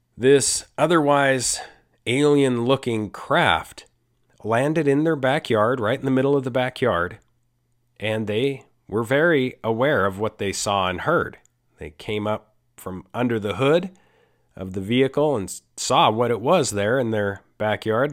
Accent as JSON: {"language": "English", "country": "Costa Rica", "said": "I'm from Costa Rica."}